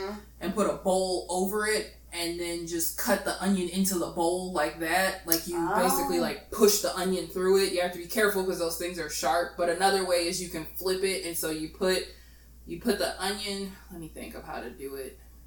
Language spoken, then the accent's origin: English; Midwest, United States; I'm from the Midwest